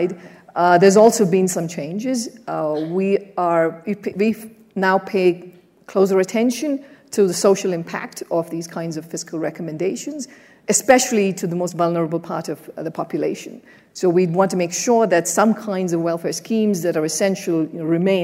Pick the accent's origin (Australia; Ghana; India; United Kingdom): India; moved away; I grew up in an emerging market, I grew up in India